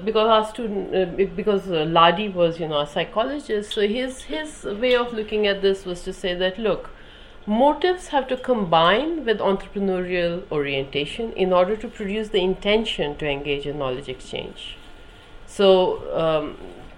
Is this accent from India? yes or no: yes; India; moved away as an adult; now in United Kingdom; I grew up in India